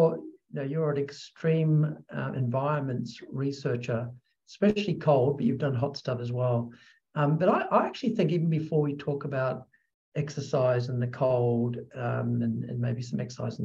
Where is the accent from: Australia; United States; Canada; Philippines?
Australia; moved away; I'm from Australia originally